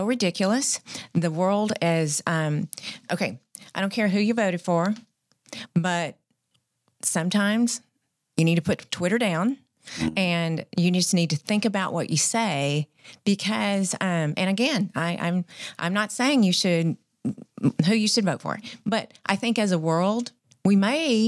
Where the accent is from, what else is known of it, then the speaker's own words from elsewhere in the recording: Wortham, Texas, United States; now in Fort Worth, United States; I grew up in Wortham in Central Texas